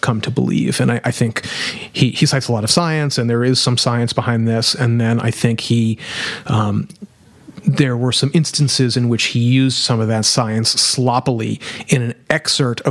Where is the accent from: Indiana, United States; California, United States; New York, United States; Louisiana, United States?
Louisiana, United States; New Orleans; I'm from New Orleans